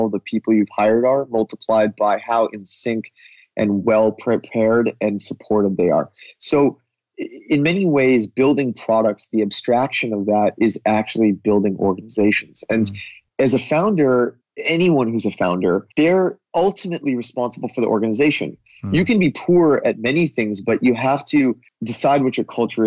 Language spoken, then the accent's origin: English; United States; as an American coming, even though I have an Indian heritage